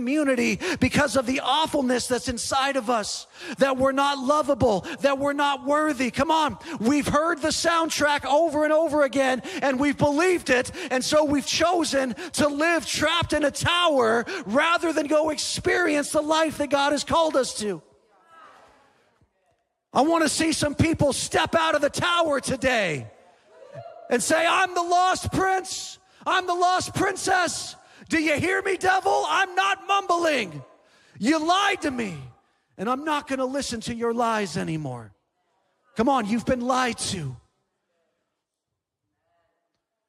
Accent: San Diego, California, United States; moved away; I'm from San Diego originally

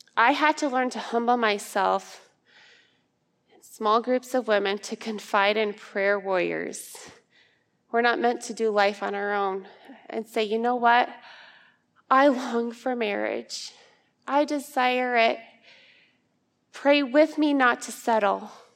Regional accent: Ankeny, Iowa, United States; I'm from Ankeny, Iowa

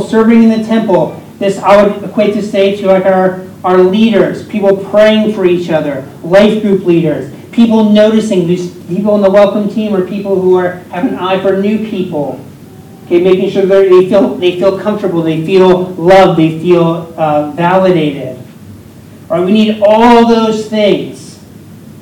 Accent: Pennsylvania, United States; I am a part owner of a restaurant in my hometown in Pennsylvania

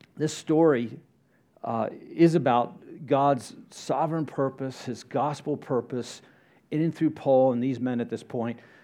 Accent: Florida, United States; I grew up in Florida

